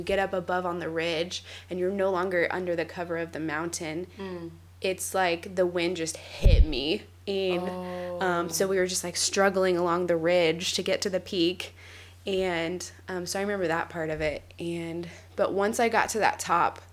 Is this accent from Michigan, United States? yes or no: no; Kansas, United States; I'm from Kansas. In Kansas, there's nothing to hike.